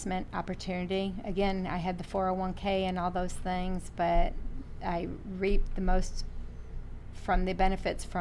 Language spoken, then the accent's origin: English; Toledo, Ohio, United States; I was born and raised in Toledo, Ohio